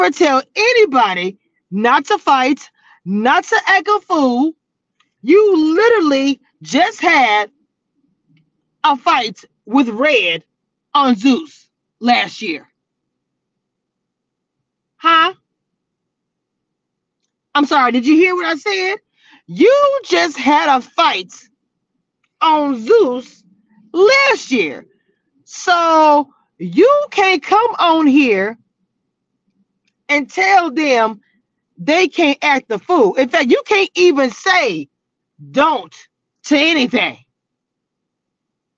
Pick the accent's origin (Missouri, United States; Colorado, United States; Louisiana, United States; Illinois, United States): Louisiana, United States; I'm from Louisiana